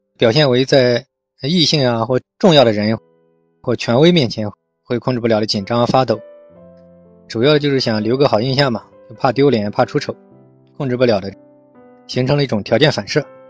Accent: China; 我们中国人嘛，就是这样，一个心理咨询也比较落后

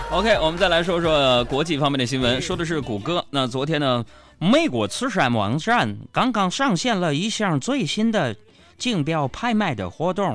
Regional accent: Northeast China, China; 作为一个东北人呢

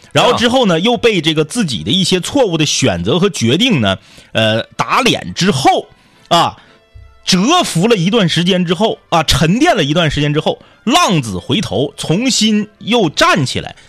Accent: Changchun, Jilin, China; 我是土生土长的长春人

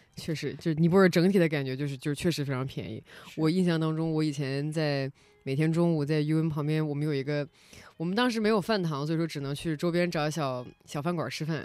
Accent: China; also born or lived in Nepal; 我们是来自中国

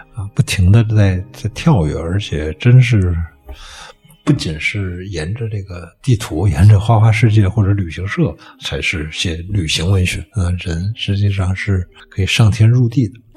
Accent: Hepingli, Beijing, China; 我原来在那个和平里那儿展的那个画面，我们一般附近有一个一片农田，就是叫太阳公公社

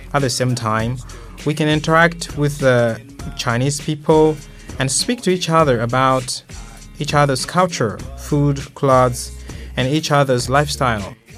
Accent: Malawi; now in Jinhua, China; my hometown uh, in Malawi.

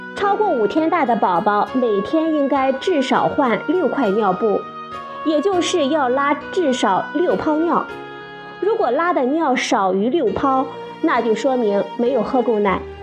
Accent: China; 我们中国人

